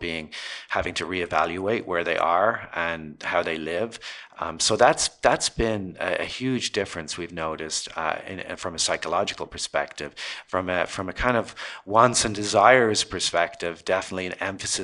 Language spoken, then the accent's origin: English; Ireland; moved away as an adult; now in Los Angeles, United States; I grew up in Ireland and pretty modest background.